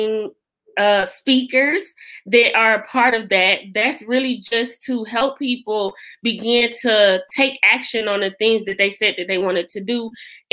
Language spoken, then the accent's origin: English; Detroit, Michigan, United States; moved away; I am originally from Detroit, Michigan.